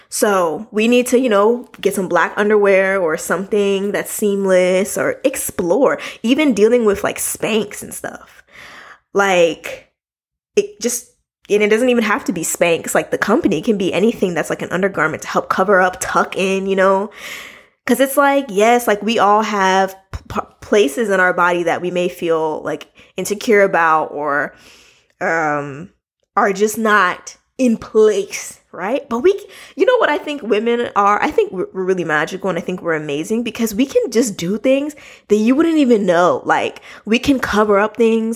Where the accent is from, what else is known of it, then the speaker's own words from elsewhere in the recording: United States; I'm from America